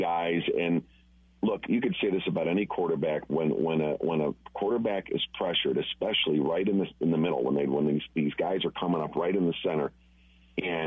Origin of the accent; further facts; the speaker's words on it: Chicago, Illinois, United States; moved away; I'm from Chicago originally